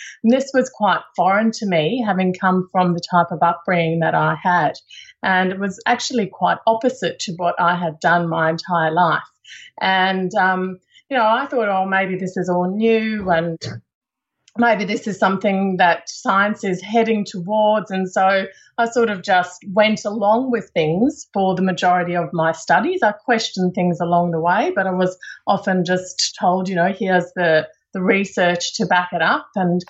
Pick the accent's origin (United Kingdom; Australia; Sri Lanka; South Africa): South Africa; accent: South African; So you might hear a little bit in my accent that I grew up in South Africa.